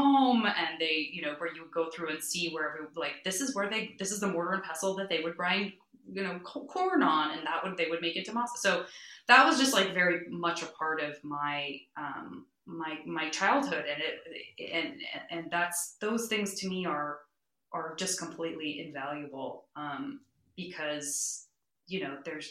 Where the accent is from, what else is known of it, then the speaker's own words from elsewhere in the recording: Tucson, Arizona, United States; moved away as an adult; also born or lived in San Francisco; my first through sixth grade schools were in the historic barrio of Tucson